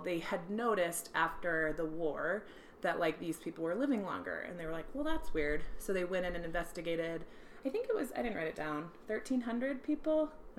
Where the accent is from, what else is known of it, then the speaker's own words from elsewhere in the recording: Apple Valley, Minnesota, United States; born there; accent: Minnesotan; I was born in Minnesota. Well, yeah. Well, yeah, Apple Valley up there. my whole family speaks very Minnesotan.